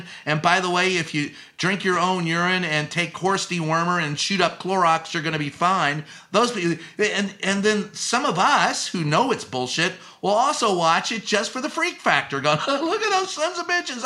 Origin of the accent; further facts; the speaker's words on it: Louisville, Kentucky, United States; moved away; also born or lived in San Antonio, Texas; Louisville, Kentucky, my hometown